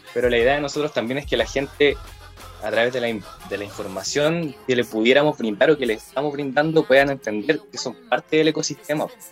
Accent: Lebu, Biobío, Chile; also born or lived in Concepción; soy de Leu

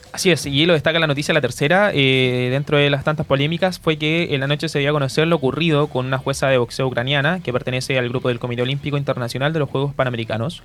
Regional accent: Chile; acá Chile

